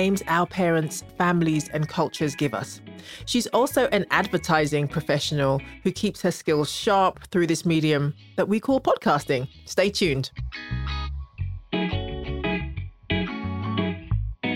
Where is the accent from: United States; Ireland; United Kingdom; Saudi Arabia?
United Kingdom; growing up in the UK with the name that I have